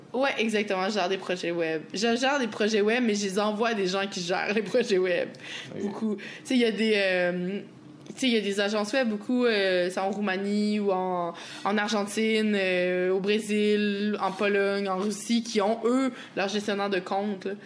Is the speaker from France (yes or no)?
no; Quebec, Canada; accent: Québécois; je suis québécoise